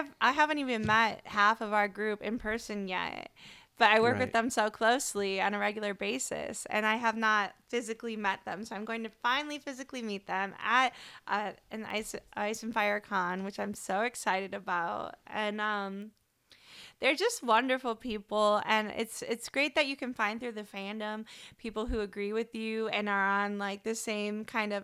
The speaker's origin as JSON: {"language": "English", "region": "Michigan", "country": "United States", "tie": "born or raised there", "also_born_or_lived": "Miami, Florida", "moved": "yes", "lives_now": "Houston, United States", "said": "we grew up both in Michigan"}